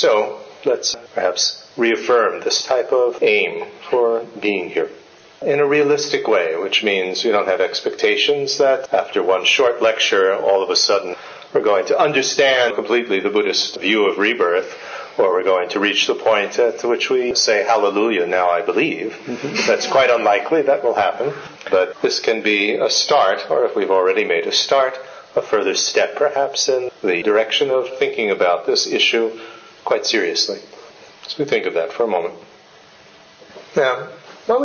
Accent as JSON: {"language": "English", "country": "United States", "tie": "born or raised there", "also_born_or_lived": "India", "moved": "as an adult", "said": "I was born in the United States in a family that had absolutely zero interest in anything Asian."}